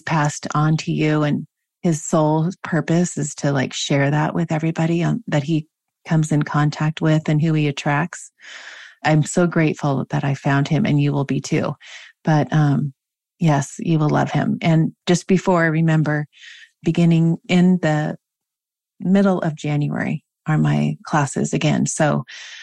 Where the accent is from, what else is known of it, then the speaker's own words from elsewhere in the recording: Washington, United States; moved away; my home state of Washington